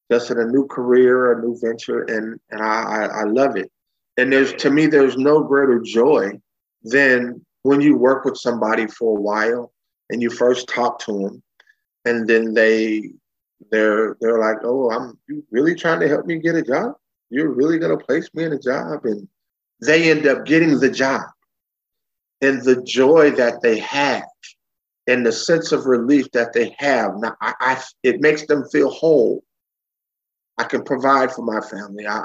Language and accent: English; Bay Area, California, United States; I was born and raised in California, uh, Bay Area boy.